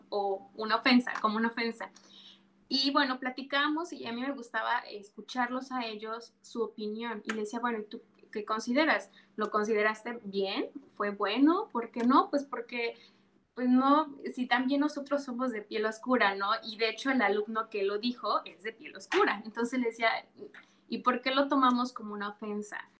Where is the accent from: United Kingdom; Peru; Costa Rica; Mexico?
Mexico; Yanga, Veracruz; soy originaria de Yanga, orgullosamente de Yanga